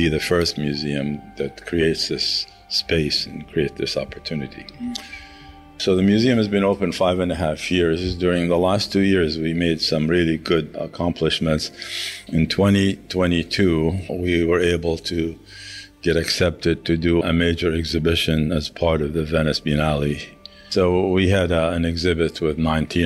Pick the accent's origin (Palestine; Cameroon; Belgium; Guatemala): Palestine; El Bireh, West Bank; moved away; I was born in the West Bank in a town called El Bire, which is right next to Ramallah